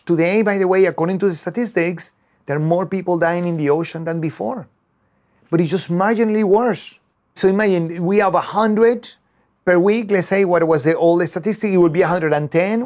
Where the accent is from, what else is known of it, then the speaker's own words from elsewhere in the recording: Venezuela; moved away as an adult; now in United States; I was born in Venezuela and I studied there, and I went to the university to study, uh, chemistry